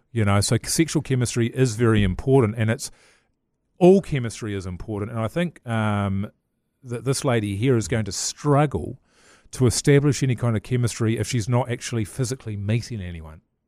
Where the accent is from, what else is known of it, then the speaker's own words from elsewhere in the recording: Levin, Manawatū-Whanganui, New Zealand; when I was growing up in Levin